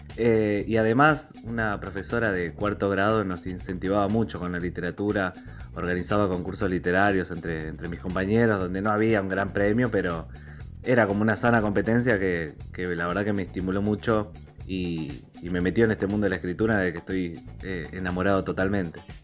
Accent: Morón, Buenos Aires Province, Argentina; soy escritor del Partido de Morón en la provincia de Buenos Aires

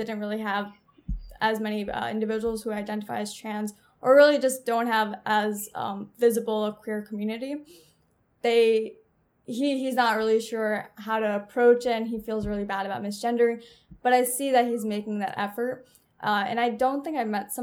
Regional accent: New York, United States; I'm from New York

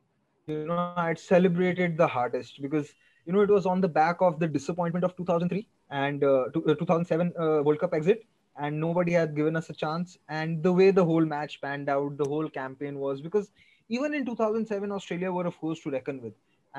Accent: Delhi, India; I was from Delhi

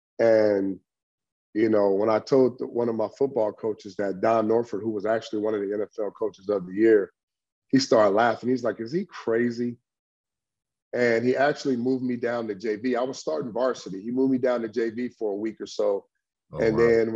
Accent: Long Beach, California, United States; Long Beach Poly is the Mecca, man. And, you know, coming from a diverse city, and going to Long Beach Poly

